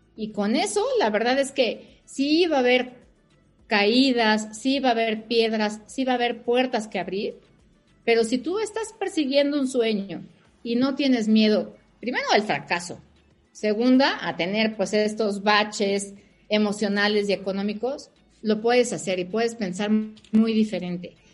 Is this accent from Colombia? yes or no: no; Mexico; Yo soy mexicana, mi familia es mexicana, mis hijos son mexicanos